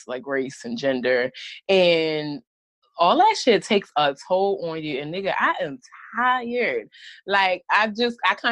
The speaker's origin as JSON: {"language": "English", "town": "Baltimore", "region": "Maryland", "country": "United States", "said": "I'm just like from Baltimore. I grew up with drug addict parents."}